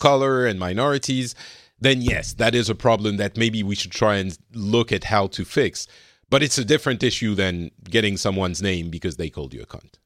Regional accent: Lebanon; now in France; I come from Lebanon

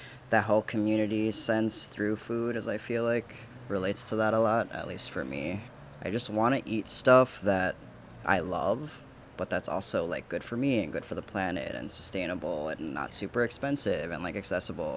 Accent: Milwaukee, Wisconsin, United States; I was a meat and cheese kid. You know, I'm from here.

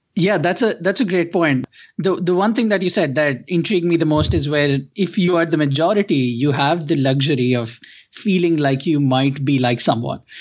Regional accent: India; growing up in India

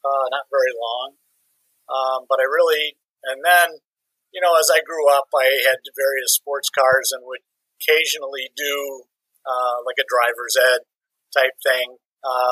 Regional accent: La Grange, Illinois, United States; also born or lived in Dearborn, Michigan; I was born in Dearborn, Michigan, but I grew up in basically in LaGrange, Illinois. Suburb of Chicago

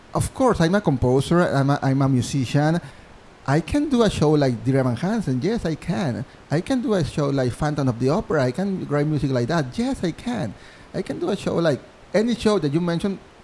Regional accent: Mexico; English is a second language; moved away as an adult; now in New York City, United States; I'm from Mexico, I'm a student at NYU

